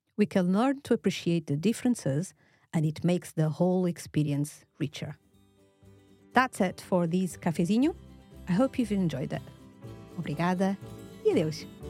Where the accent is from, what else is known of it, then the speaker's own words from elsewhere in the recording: Lisbon, Portugal; now in Edinburgh, United Kingdom; I'm Portuguese from Lisbon, but now I live in Edinburgh. in Scotland.